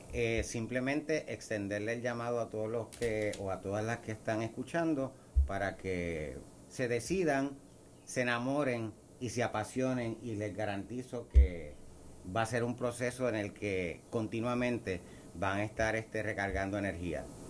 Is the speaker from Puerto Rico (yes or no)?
yes; Puerto Rico; nos distingue como puertorriqueños